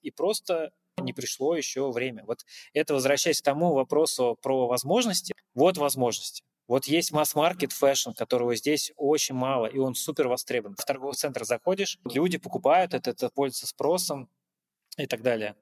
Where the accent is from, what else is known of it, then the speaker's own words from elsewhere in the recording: Russia; moved away as an adult; now in Uzbekistan; как россиянин, приехавший сюда